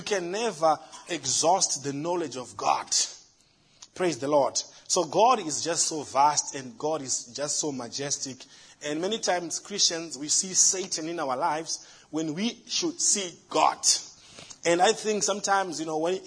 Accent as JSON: {"language": "English", "country": "Zimbabwe", "moved": "yes", "lives_now": "United States", "said": "In Africa, in my home country, Zimbabwe"}